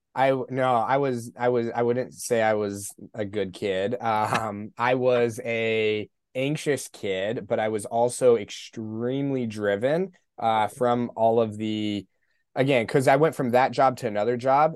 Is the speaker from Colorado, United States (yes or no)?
yes; Colorado Springs, Colorado, United States; I grew up in Colorado Springs.